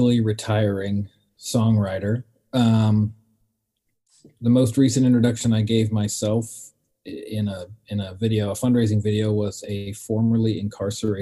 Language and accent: English; Pacific Northwest, United States; growing up in the Pacific Northwest in the 90s